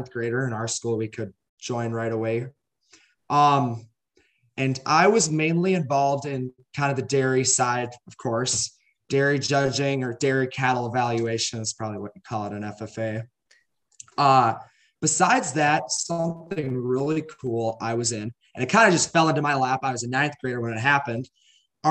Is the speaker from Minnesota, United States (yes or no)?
yes; Goodhue, Minnesota, United States; I'm from Goodyear, Minnesota. I grew up on a around 200 cow dairy farm